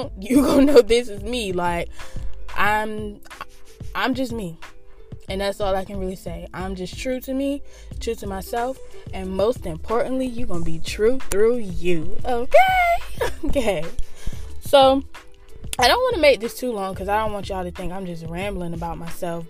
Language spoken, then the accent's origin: English; Norfolk, Virginia, United States; I reside in the 757.